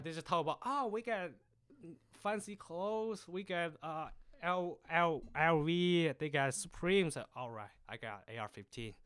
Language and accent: English; Jinzhou, Liaoning, China; English is a second language; moved away as an adult; now in Searcy, United States; So I'm actually from the China, the north, th-, northeast of part is called Jinzhou.